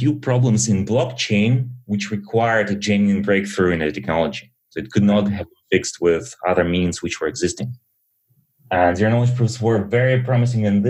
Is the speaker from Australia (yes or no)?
no; Berlin, Germany; also born or lived in Soviet Union; I was born in Soviet Union and immigrated to Germany early with my parents